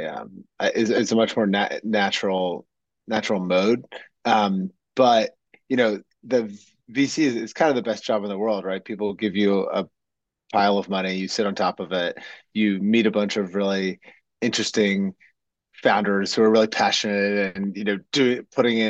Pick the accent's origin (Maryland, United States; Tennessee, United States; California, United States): Maryland, United States; Ocean City; I'm from Ocean City, Maryland. It's a small mid-Atlantic beach town in the United States